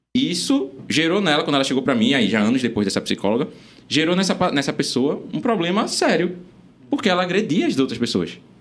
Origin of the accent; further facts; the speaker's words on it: Recife, Pernambuco, Brazil; eu sou nascido e criado no Ibura, adoro meu, meu bairro lá, o Ibura.